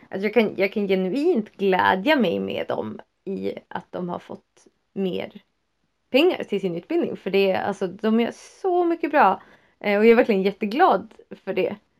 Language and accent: Swedish; Västerbotten County, Sweden; jag är också norrlänning. Västerbottning inbiten.